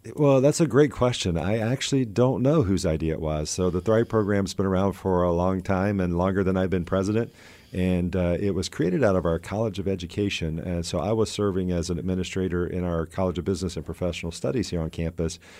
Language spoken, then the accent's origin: English; Georgia, United States; moved away; also born or lived in Tallahassee, Florida; I grew up in Georgia